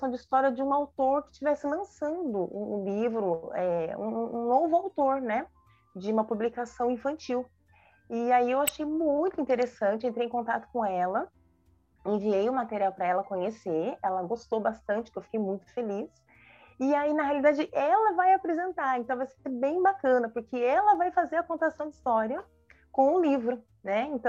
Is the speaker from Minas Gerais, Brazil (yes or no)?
no; São Paulo, Brazil; born there; now in Jacareí, Brazil; Eu sou nascida em São Paulo, mas eu moro há muitos anos na cidade de Jacareí, interior de São Paulo, aqui no Vale do Paraíba.